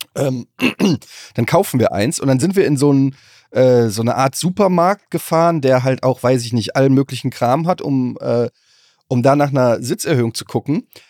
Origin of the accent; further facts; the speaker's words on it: Germany; als Deutscher